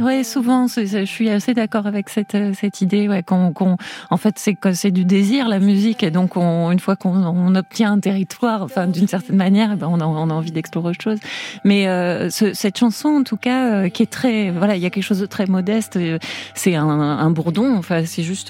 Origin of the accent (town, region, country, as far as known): Tarbes, Occitania, France; born or raised there; now in Paris, France